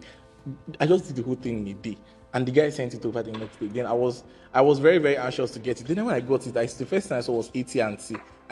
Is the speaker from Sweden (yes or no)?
no; Nigeria; also born or lived in Owerri